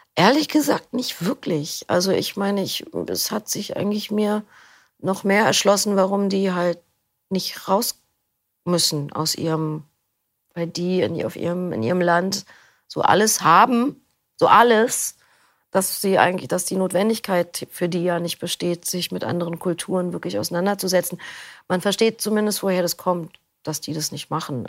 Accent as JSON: {"language": "German", "region": "Berlin", "country": "Germany", "tie": "born or raised there", "said": "Ich komme aus Berlin. Ähm, bin hier auch geboren"}